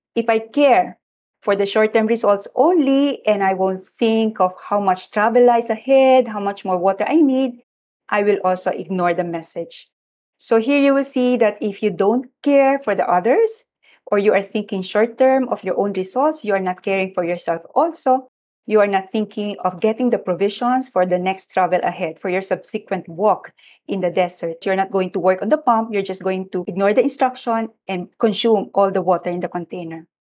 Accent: Malolos, Central Luzon, Philippines; moved away as an adult; I come from Malolos, which was not yet a city then, very rustic place. And in our house, we have a water pump

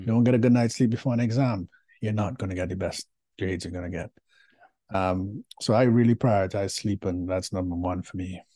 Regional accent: Trinidad & Tobago; moved away; I am from Trinidad and Tobago originally, and which makes me a Caribbean diaspora in person

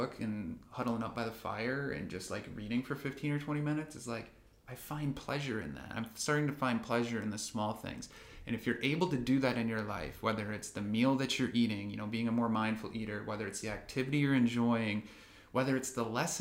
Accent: Midwest, United States; moved away as an adult; also born or lived in California; we grew up in the Midwest

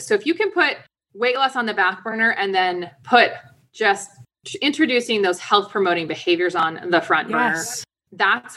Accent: DC area, Virginia, United States; I grew up in Virginia, DC area.

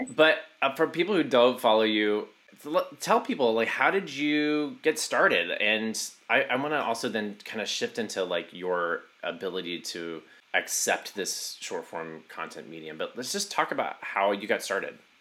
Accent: Southeast Texas, United States; moved away; also born or lived in New York; I grew up in Southeast Texas

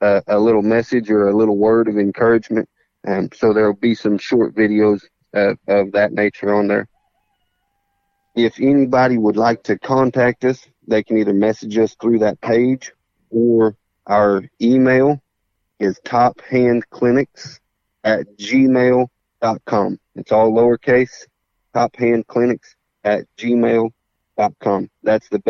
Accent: Oklahoma, United States; now in Texas, United States; I'm from Oklahoma, but I'm a Texan now

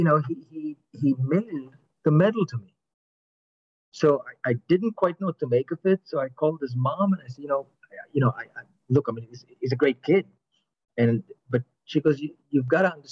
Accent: United States; I'm American

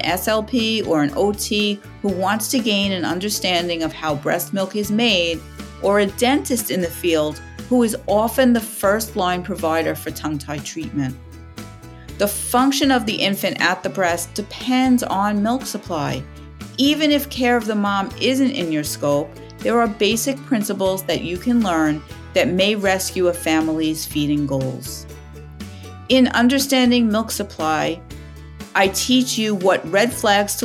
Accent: New York City, New York, United States; I'm from Staten Island

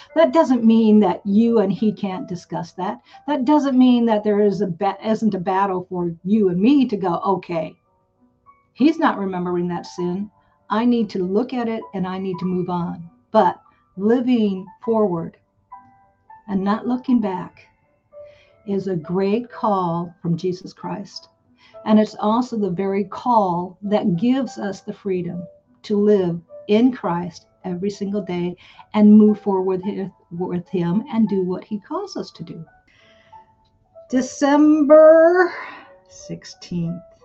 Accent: United States; I grew up in America

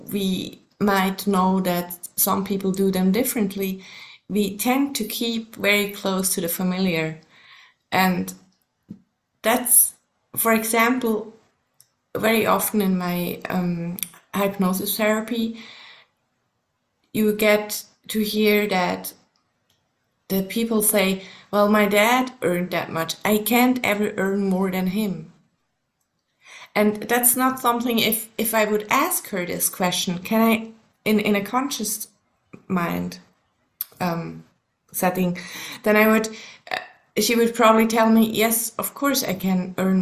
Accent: Switzerland; first language German; English is a second language; also born or lived in Colorado, United States; German is my mother tongue, but there's actually the Swiss German is quite different from the High German, so we have to learn that at school as well.

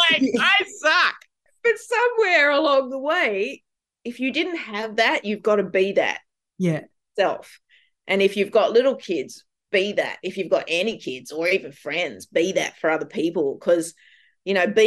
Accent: Gunnedah, New South Wales, Australia; moved away; as a kid growing up in Gunnedah

